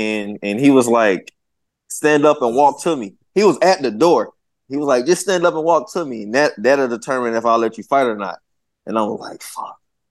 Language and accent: English; Southern United States, United States; I'm from the South. I understand. I'm not tripping.